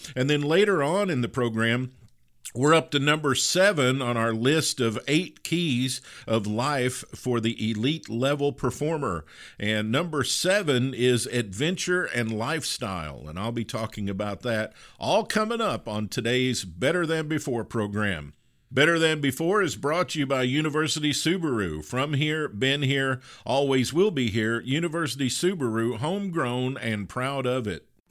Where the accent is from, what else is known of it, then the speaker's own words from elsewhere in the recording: Western Kentucky, United States; I grew up in Western Kentucky